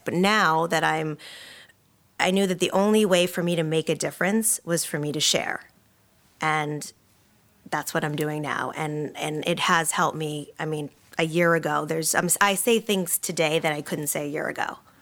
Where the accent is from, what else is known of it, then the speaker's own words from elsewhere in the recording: Boston, Massachusetts, United States; moved away; I'm from Boston originally.